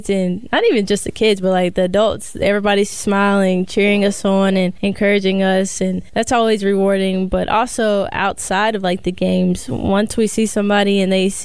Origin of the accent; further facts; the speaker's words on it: Lexington, Kentucky, United States; moved away as an adult; also born or lived in El Paso, Texas / Spain / Czech Republic / Mexico; I'm from Lexington, Kentucky.